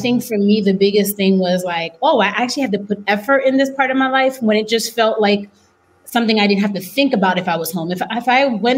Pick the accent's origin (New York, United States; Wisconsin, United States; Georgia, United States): New York, United States; moved away as an adult; also born or lived in United Arab Emirates; I'm from New York